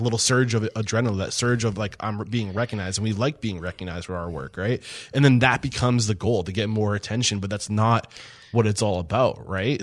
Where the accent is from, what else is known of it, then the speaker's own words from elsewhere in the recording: East Kingston, New Hampshire, United States; I'm from East Kingston, like right over the, the bri, the border